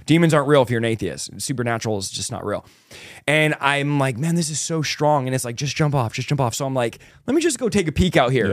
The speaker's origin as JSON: {"language": "English", "town": "San Jose", "region": "California", "country": "United States", "tie": "born or raised there", "also_born_or_lived": "Manteca, California", "said": "Was raised in San Jose, California, so the Bay Area"}